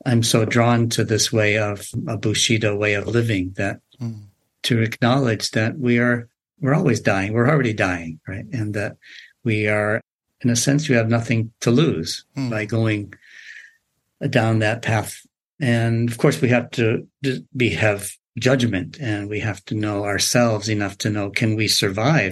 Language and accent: English; Massachusetts, United States; born or raised there; also born or lived in Tokyo, Japan / Japan; now in California, United States